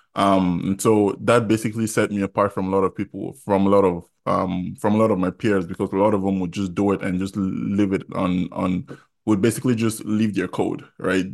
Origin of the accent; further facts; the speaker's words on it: Jos, Plateau, Nigeria; moved away as an adult; also born or lived in Kogi State (ancestry) / Iowa, United States; now in United States; I was born in Jos, went to primary school in Jos, went to secondary school in Jos, Baptist High School